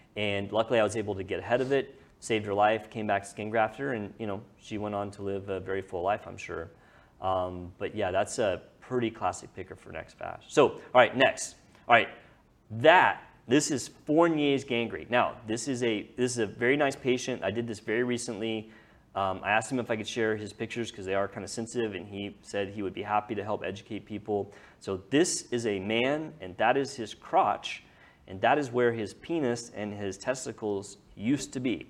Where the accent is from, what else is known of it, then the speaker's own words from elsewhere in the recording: Lewisville, Texas, United States; I grew up on the lake. I grew up there